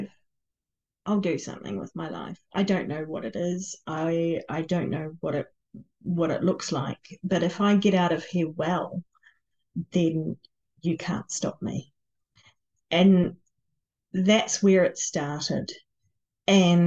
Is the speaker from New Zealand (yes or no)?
yes; New Zealand; I was born in New Zealand